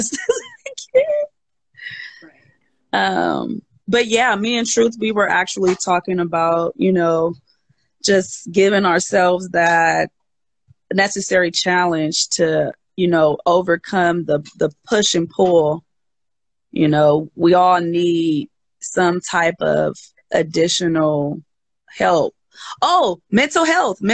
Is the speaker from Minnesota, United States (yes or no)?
no; Oakland, California, United States; also born or lived in Berkeley, California; I'm originally from the Bay Area, born and raised Berkeley, Oakland